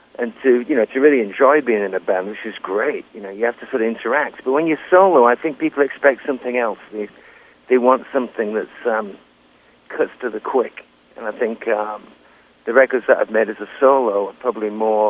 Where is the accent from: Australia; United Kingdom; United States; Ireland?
United Kingdom; Lancaster, North West England; moved away as an adult; also born or lived in London; playing the King's Arms in Lancaster in my hometown